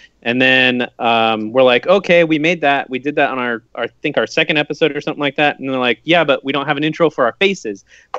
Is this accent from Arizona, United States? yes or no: yes; Phoenix, Arizona, United States; born there; I was born in Phoenix, Arizona. At the time, my mom was working the ticket counter with me being pregnant.